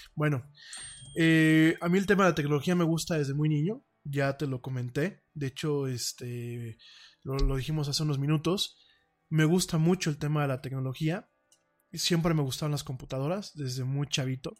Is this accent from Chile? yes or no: no; Mexico; aquí en México